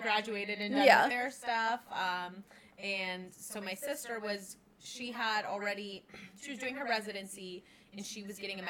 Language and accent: English; Youngstown, Ohio, United States; now in Clearwater, United States; So I'm originally from Youngstown, Ohio